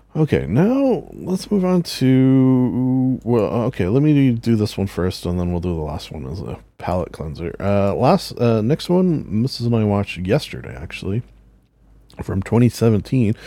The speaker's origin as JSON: {"language": "English", "country": "Canada", "said": "as a Canadian"}